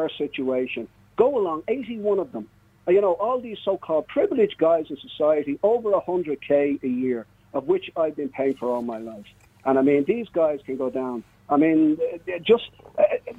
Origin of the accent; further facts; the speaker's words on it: Swords, Leinster, Ireland; I'm from Swords